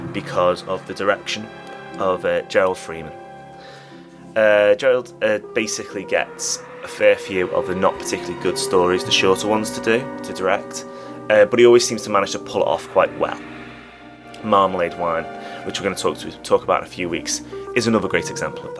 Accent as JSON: {"language": "English", "region": "England", "country": "United Kingdom", "said": "I'm English"}